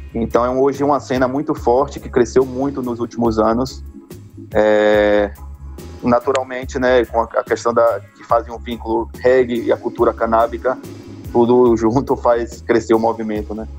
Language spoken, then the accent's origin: Portuguese; Northeast Region, Brazil; a gente, como nordestino